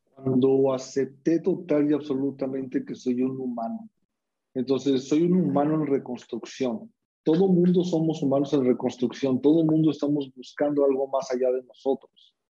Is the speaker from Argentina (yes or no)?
no; Mexico; ¿De dónde vengo? Soy mexicano.